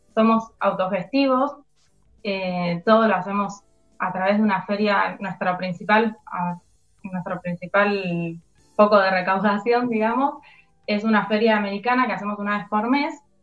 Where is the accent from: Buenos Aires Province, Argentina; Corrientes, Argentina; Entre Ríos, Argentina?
Buenos Aires Province, Argentina; Ituzaingó; yo soy de Ituzaingó, vivo cerca del barrio, la mayoría somos de la zona